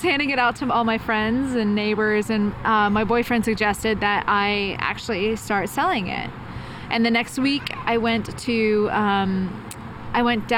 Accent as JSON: {"language": "English", "town": "Dallas", "region": "Texas", "country": "United States", "tie": "born or raised there", "moved": "yes", "lives_now": "San Francisco, United States", "said": "I grew up in Dallas."}